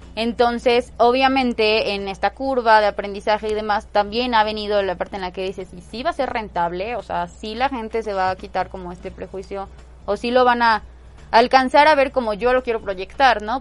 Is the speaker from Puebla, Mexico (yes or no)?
yes; Puebla, Mexico; Yo pues soy súper poblana, nací en Puebla, en Puebla, Puebla y toda la vida he vivido aquí.